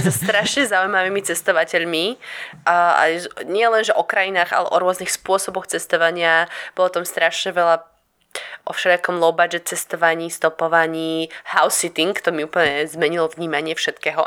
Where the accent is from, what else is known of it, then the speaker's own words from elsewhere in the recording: Slovakia; moved away as an adult; also born or lived in Port Douglas, Queensland, Australia; odkedy som odišla zo Slovenska